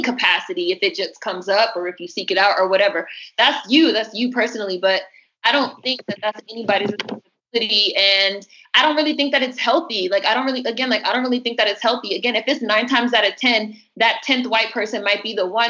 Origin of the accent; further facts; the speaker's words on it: Washington, District of Columbia, United States; I was born and raised in Washington, D.C., which is a majority black city